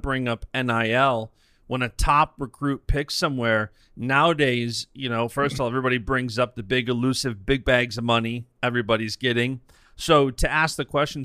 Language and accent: English; New York, United States; as a New Yorker